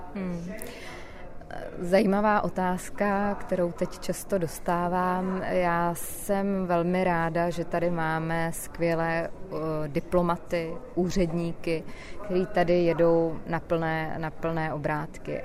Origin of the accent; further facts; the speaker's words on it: Czechia; Já jako Češka